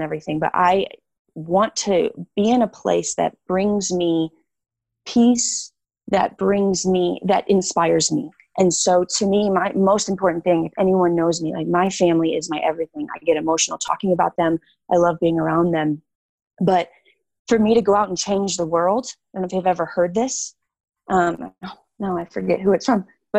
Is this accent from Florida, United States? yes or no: no; Illinois, United States; Illinois. So Chicago suburbs.